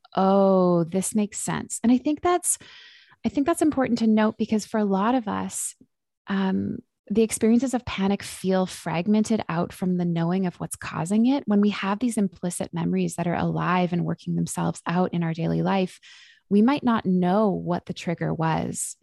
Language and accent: English; Vancouver, British Columbia, Canada; now in Victoria, Canada; I am born and raised in Vancouver, B C, and just made a move to Victoria, B C